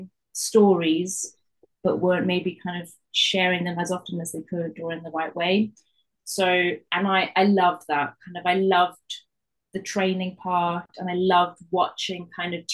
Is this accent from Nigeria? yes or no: no; South Africa; accent: Geordie-South-African; now in Newcastle, United Kingdom; I grew up in South Africa